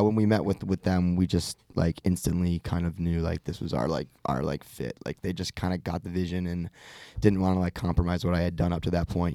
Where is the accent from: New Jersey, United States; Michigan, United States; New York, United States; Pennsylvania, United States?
Michigan, United States; just outside Detroit; I grew up just outside Detroit